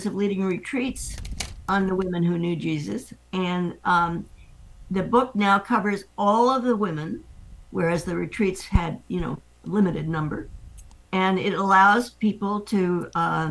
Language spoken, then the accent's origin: English; New York City, New York, United States; moved away as an adult; also born or lived in Los Angeles / San Francisco / Irvine / Santa Cruz; now in Half Moon Bay, United States; I grew up in New York City